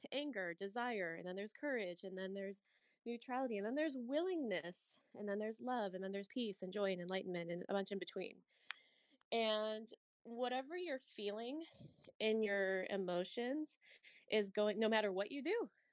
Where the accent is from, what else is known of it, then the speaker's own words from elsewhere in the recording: St. Louis, Missouri, United States; I'm a Midwest girl, I'm from St. Louis